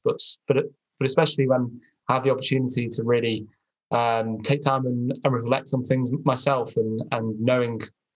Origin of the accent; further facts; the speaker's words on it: Chester, North West England, United Kingdom; I had a pretty normal upbringing. I was brought up in Chester.